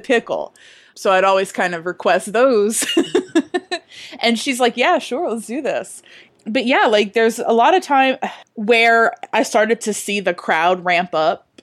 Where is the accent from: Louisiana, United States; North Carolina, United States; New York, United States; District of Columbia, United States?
Louisiana, United States; down the Bayou; now in New Orleans, United States; I'm from down the Bayou